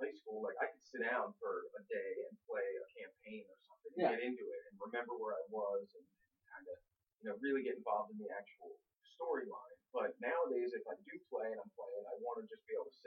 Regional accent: Philadelphia, Pennsylvania, United States; moved away as an adult; now in California, United States; born and raised in Philadelphia

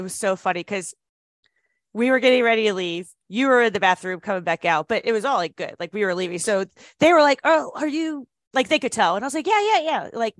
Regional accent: United States; I'm American

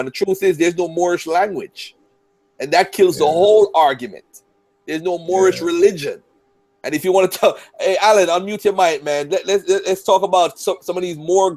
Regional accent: Jamaica; I'm from Jamaica

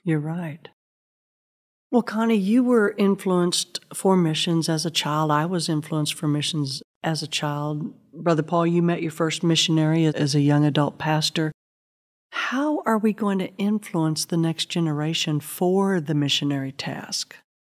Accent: Southern Illinois, United States; I grew up in the Midwest in a tiny Southern Baptist church in Southern Illinois

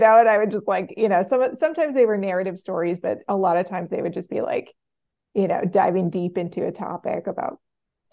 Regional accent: suburbs of Boston, Massachusetts, United States; also born or lived in New York; now in Providence, United States; I grew up a little bit in New York and mostly in the suburbs of Boston

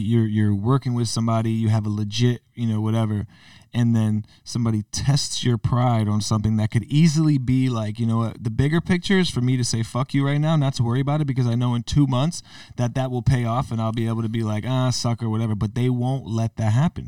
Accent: Connecticut, United States; growing up in Connecticut

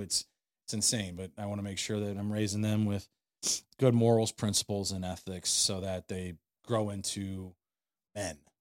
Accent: St. Louis, Missouri, United States; I grew up in Saint Louis

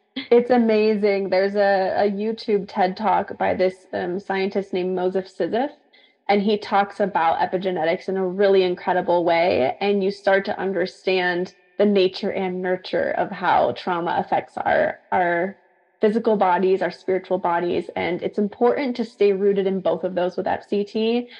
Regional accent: San Diego, California, United States; also born or lived in Central Coast, California; I decided to move back to my hometown where I was from in San Diego

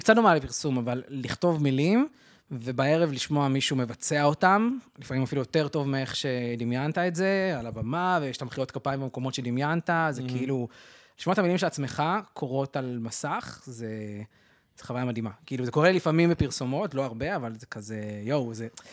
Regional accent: Arad, Southern District, Israel; גדלתי בערד

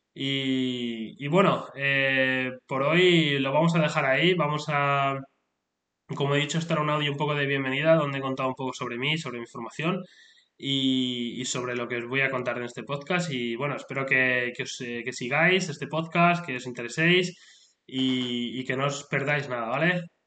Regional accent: Spain; now in United Kingdom; soy, vengo de España, soy de España, pero actualmente vivo en el Reino Unido

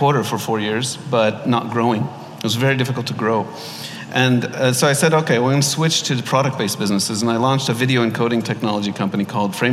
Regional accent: Los Angeles, California, United States; moved away as an adult; now in Dubai, United Arab Emirates; My parents are Egyptian. I was born in Los Angeles. Lived there most of my life

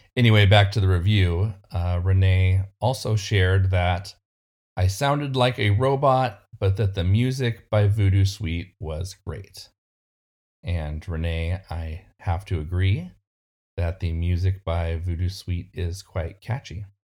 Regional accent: California, United States; my home state of California

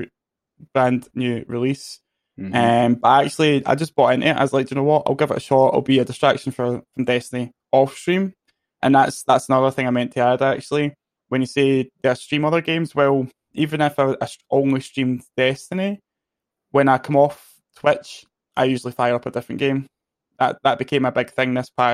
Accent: Scotland, United Kingdom; I'm Scottish

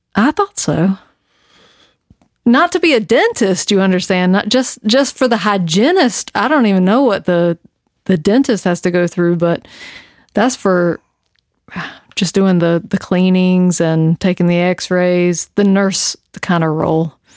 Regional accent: the South, United States; I'm from the South

